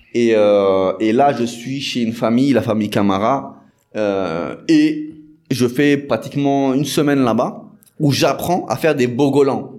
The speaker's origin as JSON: {"language": "French", "area": "Paris region", "region": "Île-de-France", "country": "France", "tie": "born or raised there", "moved": "as an adult", "lives_now": "Senegal", "said": "je suis originaire de France, je suis né en France, mm. dans la région parisienne"}